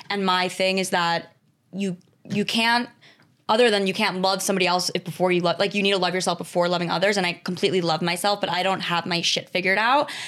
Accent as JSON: {"language": "English", "area": "Westchester", "region": "New York", "country": "United States", "tie": "born or raised there", "said": "Grew up in Westchester, New York."}